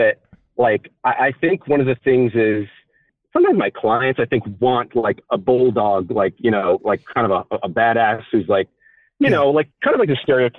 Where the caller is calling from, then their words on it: Phoenix, Arizona, United States; I am 31, and I am calling from Arizona.